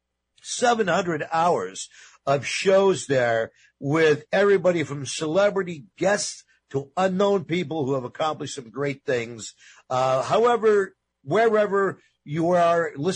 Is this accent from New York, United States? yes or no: yes; New York, United States; I'm Italian-American. I grew up in New York